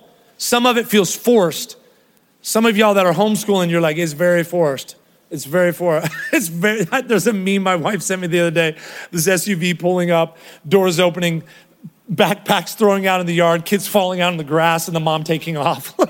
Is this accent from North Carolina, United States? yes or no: no; Ohio, United States; now in Texas, United States; Kroger was what I grew up in Ohio. So when I moved here